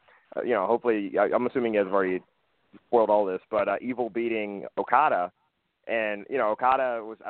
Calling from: Chicago, Illinois, United States; calling from Chicago.

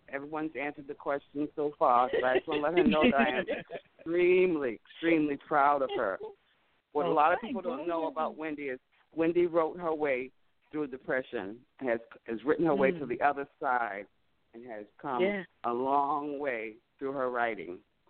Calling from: Norton, Massachusetts, United States; I'm calling from Norton, Massachusetts.

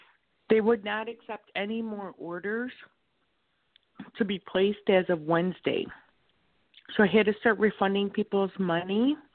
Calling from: Chicago, Illinois, United States; Thank you for taking my call. I'm calling from Chicago.

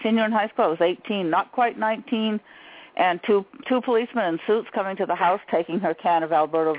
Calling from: Maine, United States; Ah, Maine.

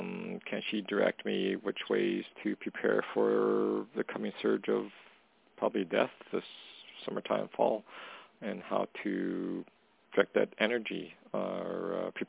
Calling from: Canada; calling from Canada.

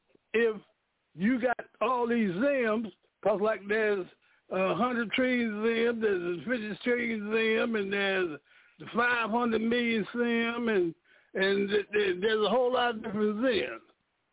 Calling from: Danville, Illinois, United States; I'm calling from Danville, Illinois.

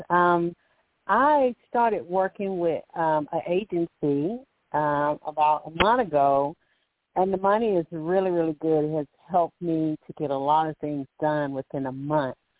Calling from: Alabama, United States; calling from Alabama

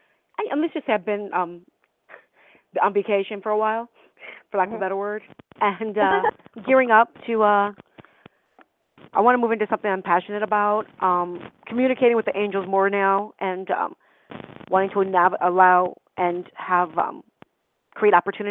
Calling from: California, United States

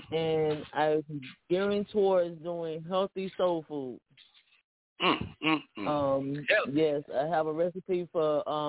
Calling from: Bradenton, Florida, United States; I'm calling from Bradenton, Florida, and I'm in the middle of Tampa and Miami.

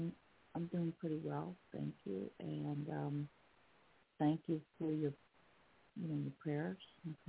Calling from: New Jersey, United States; from New Jersey.

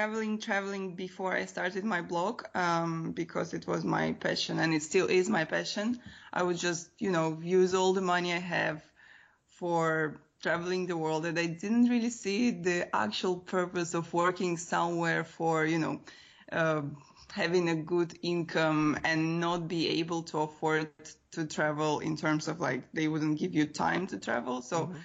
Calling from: Bucharest, Romania; I am in Bucharest right now, actually.

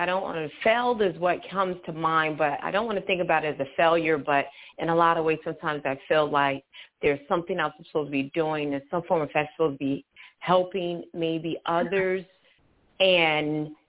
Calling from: Charlotte, North Carolina, United States; I'm actually physically in Charlotte, North Carolina.

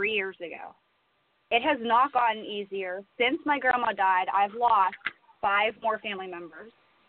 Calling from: Pennsylvania, United States; I'm calling from Pennsylvania.

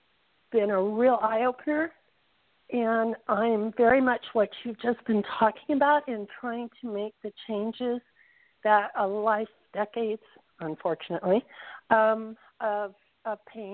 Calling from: Southern Nevada, United States; I'm calling from Southern Nevada.

